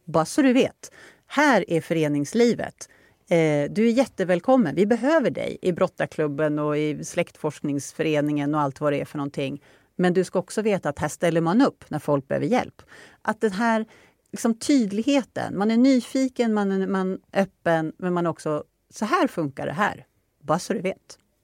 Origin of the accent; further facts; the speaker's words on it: Upplands Väsby, Stockholm County, Sweden; now in Norberg, Sweden; Jag är ju från Upplands Väsby.